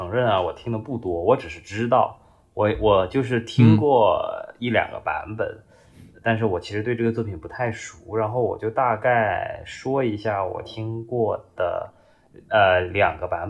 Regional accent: Guangzhou, Guangdong, China; 作为一个广州人，竟然听着那张碟，然后就走错路了。

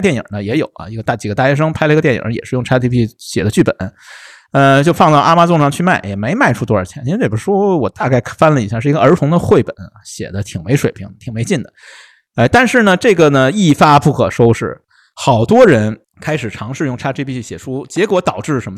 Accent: Beijing, China; 那你不用我们北京话

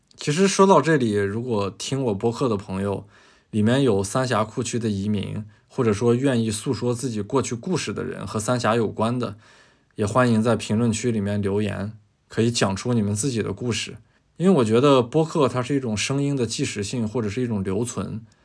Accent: northern China, China; 我是一个北方人

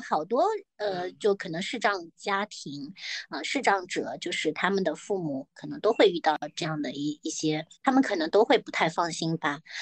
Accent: Shaoxing, Zhejiang, China; moved away as an adult; now in Shanghai, China; 我老家是在浙江，然后我在绍兴那边，我当时刚刚毕业出来的时候也是自己在家开一个按摩诊所

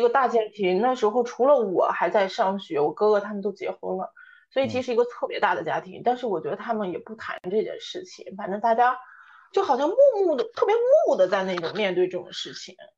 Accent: Shanxi, China; moved away as an adult; also born or lived in Hefei / Shanghai; now in Beijing, China; 人呢现在在北京，是山西人，从小一直在山西，然后呢毕业工作以后到过合肥，然后还到去过上海工作，然后现在定居在北京

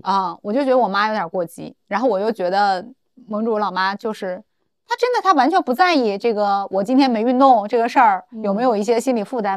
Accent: Benxi, Liaoning, China; moved away; 我们老家本溪都是山城

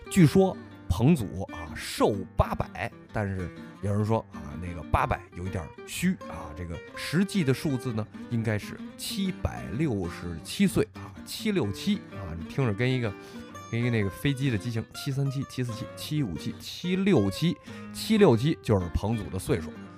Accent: Sichuan, China; 你们徐州人没见过，我们四川人见过啊。

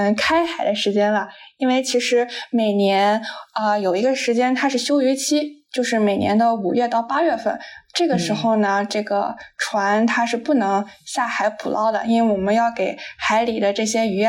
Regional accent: Qingdao, Shandong, China; 我来自山东青岛，是一个标准的。青岛小妹儿，青岛小妹儿，

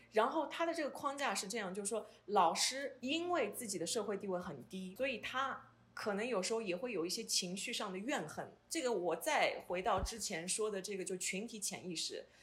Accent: Hangzhou, Zhejiang, China; moved away as an adult; now in Edmonton, Canada; 我的家乡杭州

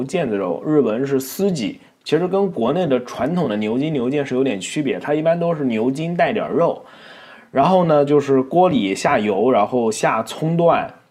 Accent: Nantong, Jiangsu, China; 然后呢，很多朋友会问我是哪里人，实际上我是江苏南通人。那我口音已经完全没有南方的感觉了

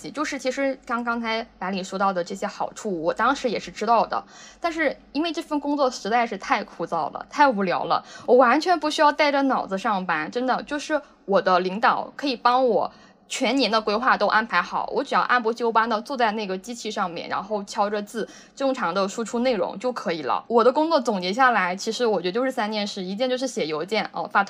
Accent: Henan, China; now in Shenzhen, China; 哦，我是河南的。

